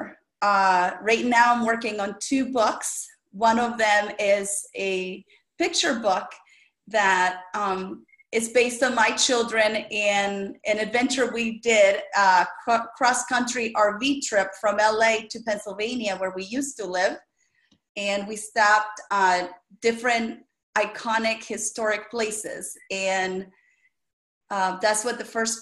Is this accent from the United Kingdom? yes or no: no; El Salvador; English is a second language; moved away; I was born and raised in El Salvador, and that's the smallest country in Central America